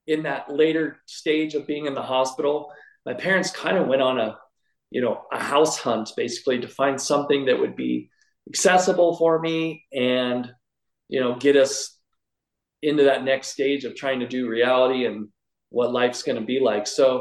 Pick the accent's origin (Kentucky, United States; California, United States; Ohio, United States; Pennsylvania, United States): California, United States; Sacramento; I moved from Sacramento, where I grew up, to Southern California